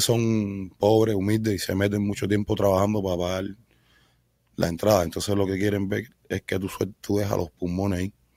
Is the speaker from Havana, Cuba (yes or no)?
yes; Havana, Cuba; moved away; Yo soy cubano, nací en Cuba, en un hospital en el Beado